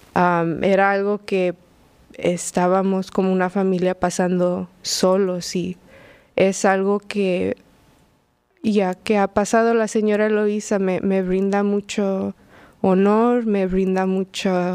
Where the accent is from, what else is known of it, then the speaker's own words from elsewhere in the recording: Los Angeles, California, United States; moved away as an adult; also born or lived in Queens, New York; now in New York, United States; Mis padres llegaron a California en los noventas de México. Entonces, mis hermanas y yo crecimos en Los Ángeles